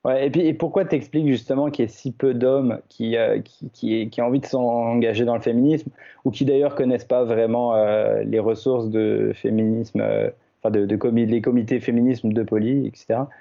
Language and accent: French; France; now in Canada; mon pays d'origine, la France